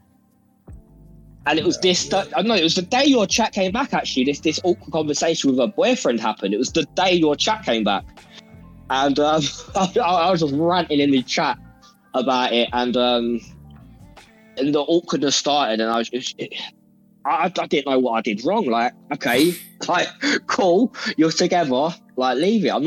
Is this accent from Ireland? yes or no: no; England, United Kingdom; we're from England